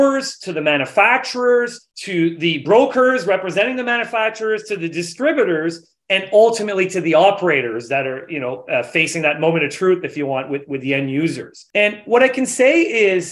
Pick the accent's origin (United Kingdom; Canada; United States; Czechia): Canada; New Brunswick; So I'm from New Brunswick, from Atlantic Canada